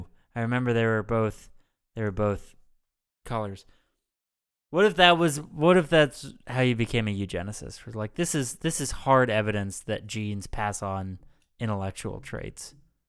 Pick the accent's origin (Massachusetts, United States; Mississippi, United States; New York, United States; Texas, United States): New York, United States; I grew up on the Upper West Side of Manhattan. I don't got to worry about no cops.